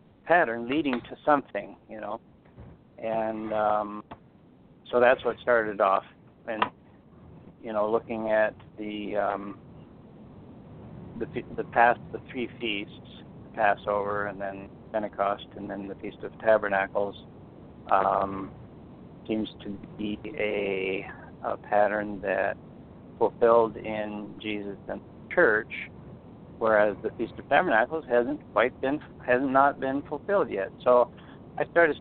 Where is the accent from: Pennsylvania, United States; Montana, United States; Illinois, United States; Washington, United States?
Montana, United States; close to Great Falls; I I grew up out here in Montana, close to Great Falls, in a very small town on a farm